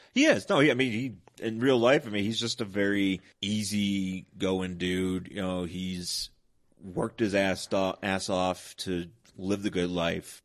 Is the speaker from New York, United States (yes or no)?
yes; Buffalo, New York, United States; moved away; I'm originally from Buffalo, New York